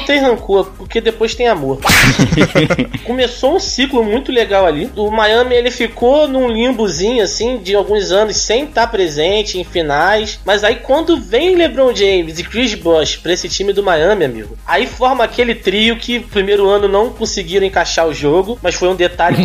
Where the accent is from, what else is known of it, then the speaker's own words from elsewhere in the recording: Brazil; como brasileiro